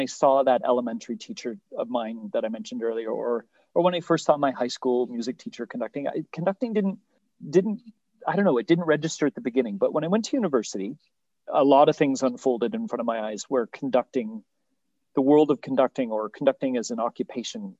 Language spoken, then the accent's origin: English; Eastern Ontario, Canada; I was from Eastern Ontario, where it's all band